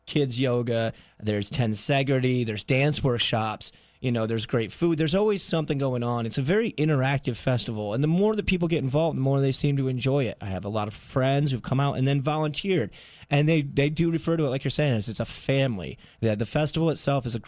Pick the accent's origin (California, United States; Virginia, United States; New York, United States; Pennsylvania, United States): New York, United States; upstate; which started in upstate New York, which is my hometown